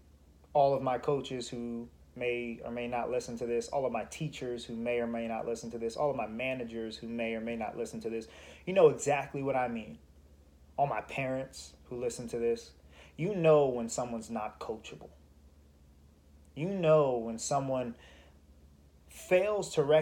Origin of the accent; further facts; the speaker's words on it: United States; As an American